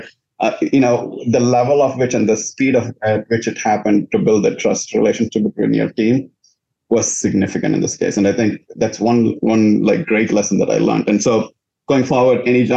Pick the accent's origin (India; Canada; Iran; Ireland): India; moved away as an adult; also born or lived in Louisiana, United States; now in United States; I was born in India